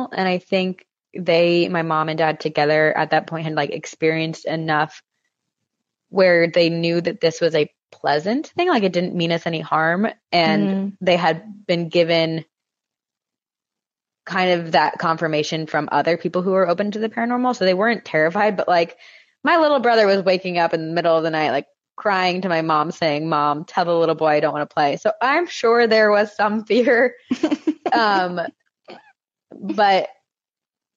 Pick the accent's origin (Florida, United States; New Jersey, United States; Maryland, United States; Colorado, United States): New Jersey, United States; the house that we grew up in Jersey